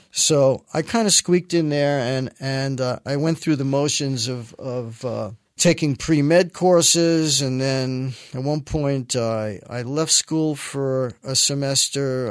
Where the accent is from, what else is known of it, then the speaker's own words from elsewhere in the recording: New York City, New York, United States; I was born in the Bronx. Uh, my parents lived in the Bronx their entire life